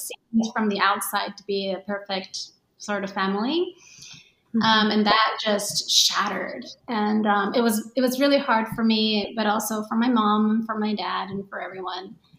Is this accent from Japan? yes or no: yes; Tokyo, Japan; I was born and raised in Tokyo, Tokyo area anyway, um, because I grew up going to international school